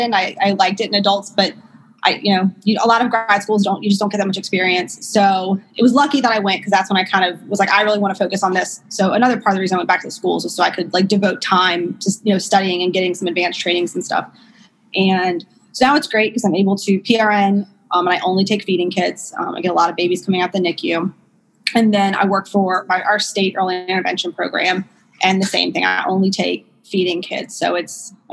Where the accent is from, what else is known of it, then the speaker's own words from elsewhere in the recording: New Orleans, Louisiana, United States; also born or lived in Memphis; So I'm from South Louisiana, from New Orleans